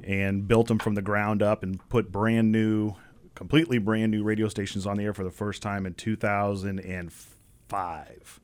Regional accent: Champaign, Illinois, United States; also born or lived in Bloomington, Illinois; I grew up here in Champaign, Urbana, went to Central High School

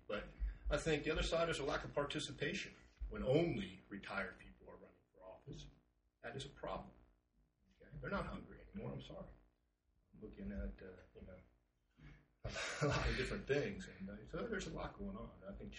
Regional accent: Upper Marlboro, Maryland, United States; now in Oregon, United States; Upper Marlboro, Maryland.

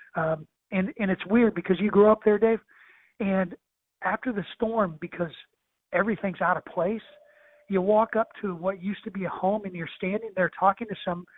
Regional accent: Taylorville, Illinois, United States; that's my hometown.

